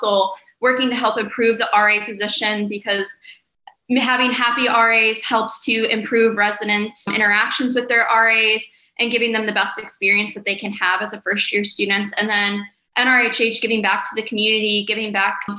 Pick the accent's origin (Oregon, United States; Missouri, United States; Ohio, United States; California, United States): Ohio, United States; North Ridgeville; moved away as an adult; now in Morgantown, United States; I am from North Ridgeville, Ohio